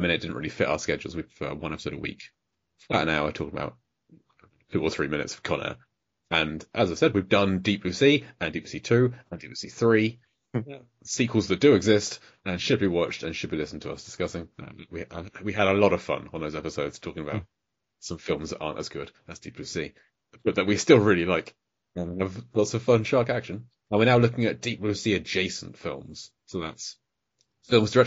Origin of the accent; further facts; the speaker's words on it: United Kingdom; I'm British